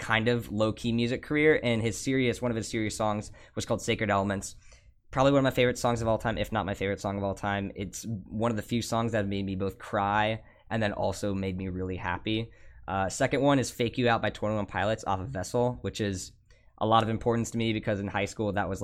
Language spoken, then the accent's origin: English; Ohio, United States; moved away as an adult; now in Oregon, United States; I feel like I don't fit really well in Ohio